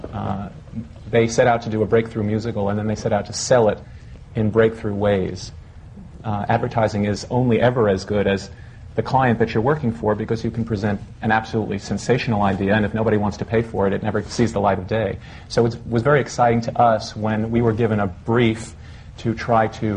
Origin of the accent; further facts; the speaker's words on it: New York, United States; New York is my hometown, and I like working here